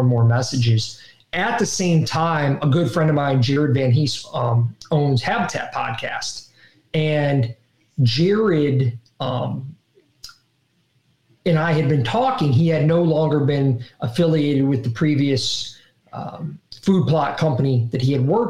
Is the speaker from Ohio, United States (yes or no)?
yes; Ohio, United States; growing up in Ohio